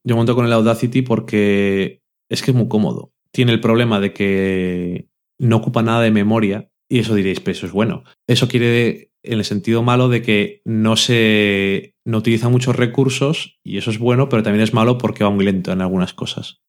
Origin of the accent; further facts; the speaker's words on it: Burgos, Castile and León, Spain; also born or lived in Salamanca / Madrid; Yo soy de Burgos